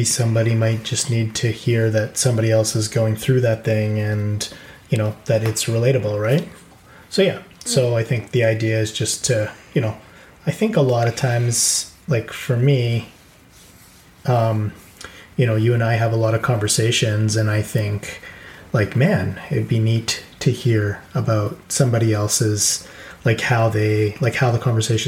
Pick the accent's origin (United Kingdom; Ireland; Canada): Canada; Edmonton, Alberta; We're from Edmonton, Alberta, Canada